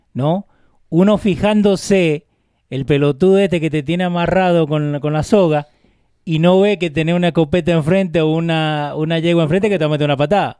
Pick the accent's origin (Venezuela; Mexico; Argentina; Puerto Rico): Argentina; Maipú, Mendoza; moved away; Yo soy de Maipú, Mendoza, República Argentina. No soy de Buenos Aires.